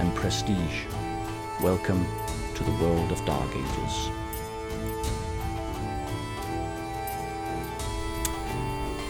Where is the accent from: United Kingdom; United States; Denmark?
Denmark; I'm from Denmark